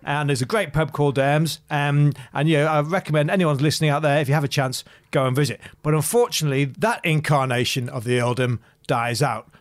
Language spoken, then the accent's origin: English; Macclesfield, North West England, United Kingdom; now in Sydney, Australia; I'm not from Sydney originally. I'm from a market town called Macclesfield, which is in Cheshire.